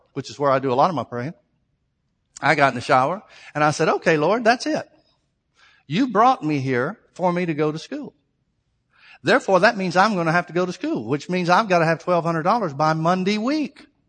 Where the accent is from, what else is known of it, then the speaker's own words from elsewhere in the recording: Alabama, United States; family growing up in Alabama